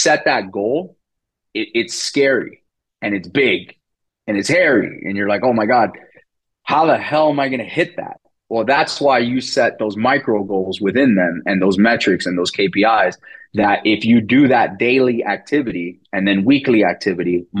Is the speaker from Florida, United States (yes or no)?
yes; Miami, Florida, United States; first language Spanish; English is a second language; now in Fort Lauderdale, United States; I'm born and raised in Miami. I live in Fort Lauderdale now.